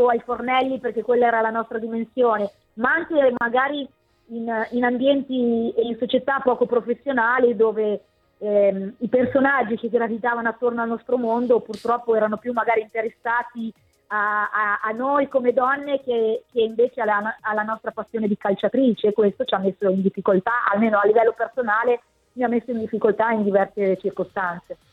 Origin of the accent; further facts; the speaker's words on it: Bologna, Emilia-Romagna, Italy; da bolognese